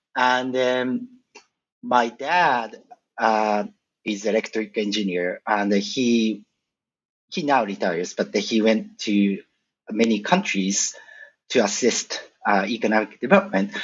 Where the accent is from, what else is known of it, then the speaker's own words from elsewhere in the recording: a suburb of Tokyo, Japan; moved away as an adult; I was born and I grew up in Japan, a suburb of Tokyo, until 23 years old